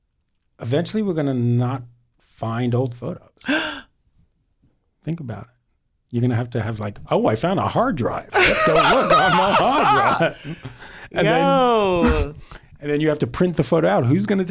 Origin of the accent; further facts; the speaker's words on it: New York City, New York, United States; When I grew up in Queens.